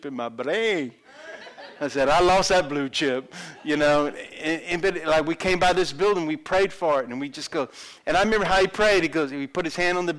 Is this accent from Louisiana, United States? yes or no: yes; South Louisiana, United States; I'm from South Louisiana